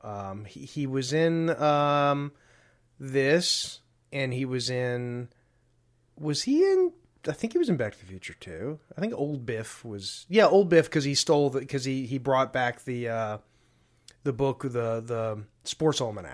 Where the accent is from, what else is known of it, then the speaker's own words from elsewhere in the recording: Deep South, United States; I grew up in the Deep South